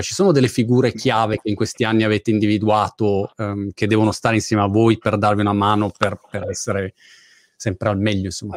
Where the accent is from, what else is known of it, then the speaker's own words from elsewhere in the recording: Milan, Lombardy, Italy; moved away as an adult; also born or lived in Rome, Italy; now in Brighton, United Kingdom; io sono di Milano originariamente, abbiamo vissuto a Roma un periodo